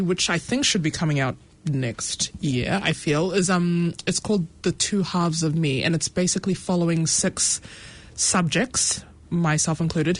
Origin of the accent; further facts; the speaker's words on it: New Zealand; growing up as a Kiwi with immigrant backgrounds